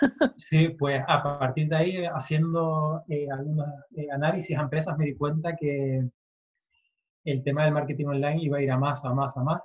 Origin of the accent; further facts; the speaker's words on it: Tenerife, Canary Islands, Spain; soy de Tenerife